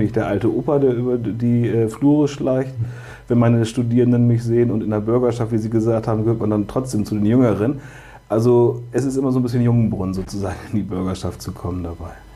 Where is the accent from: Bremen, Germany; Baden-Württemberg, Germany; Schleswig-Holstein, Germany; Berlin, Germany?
Bremen, Germany; ich bin gezeugt geboren und aufgewachsen in Höhe und Sichtweite des Weserstadions